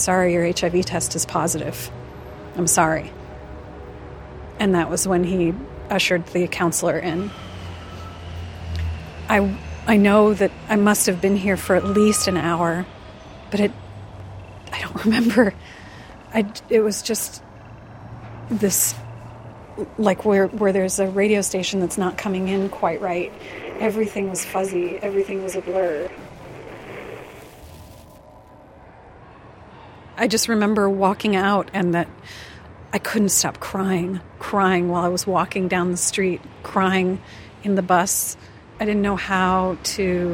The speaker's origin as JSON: {"language": "English", "town": "Portland", "region": "Oregon", "country": "United States", "tie": "born or raised there", "said": "when I was growing up in Portland"}